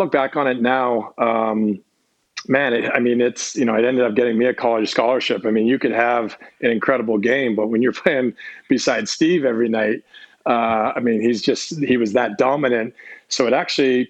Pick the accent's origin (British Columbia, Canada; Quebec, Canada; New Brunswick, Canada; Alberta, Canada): British Columbia, Canada; Victoria; moved away as an adult; also born or lived in Belleville, Ontario; now in Dallas, United States; I was born in Ontario, just about 2.5 hours outside of Toronto. In a small town called Belleville. And so that's originally where my whole family's from. At the age of three, my family moved out to Victoria. And so I grew up on the island until I went away to college.